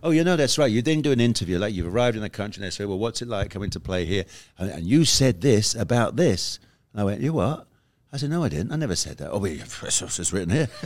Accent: United Kingdom; I'm a Brit

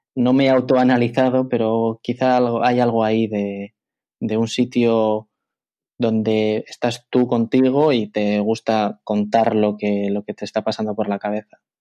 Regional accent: Bilbao, Basque Country, Spain; moved away as an adult; also born or lived in Madrid; yo soy de Bilbao, eh, yo vivo en Bilbao y cuando estuve viviendo en Madrid

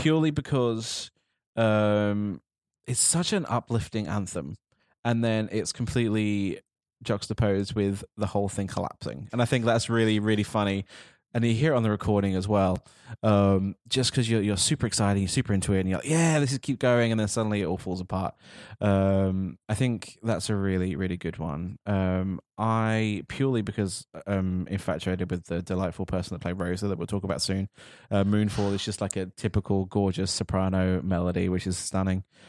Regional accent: United Kingdom; as a Brit sitting here right now

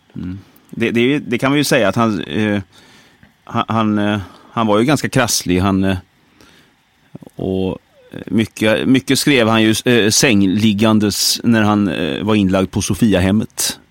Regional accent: Brålanda, Västra Götaland, Sweden; moved away; Jag är uppväxt i Brålanda

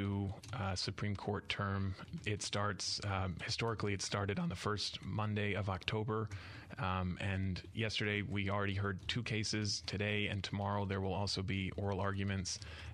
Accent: Michigan, United States; moved away as an adult; now in Mississippi, United States; I am originally from Michigan, but came to Mississippi by way of the Teach for America program about 12 years ago

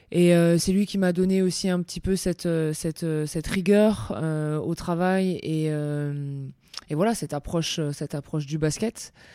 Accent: France; chez nous, en France

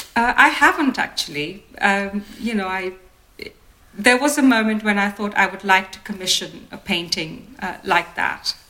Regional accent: India; as an Indian designer

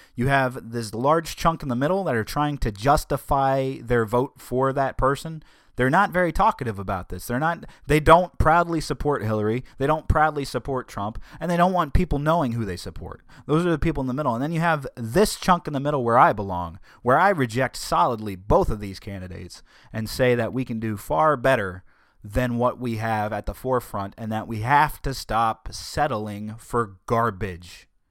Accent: United States; as American people

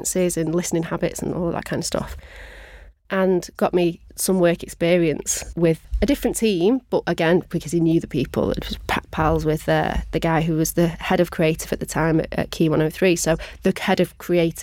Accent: Manchester, North West England, United Kingdom; I am born and bred Mancunian

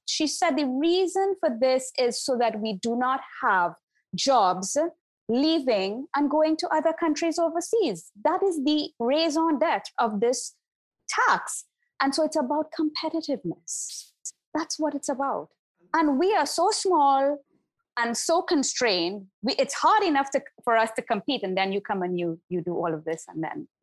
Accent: Trinidad & Tobago; now in Barbados; my home country in Trinidad and Tobago

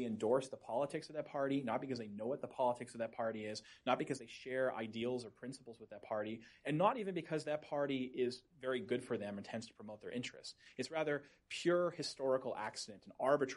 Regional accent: Boston, Massachusetts, United States; I'm from the Boston area. That's where I grew up

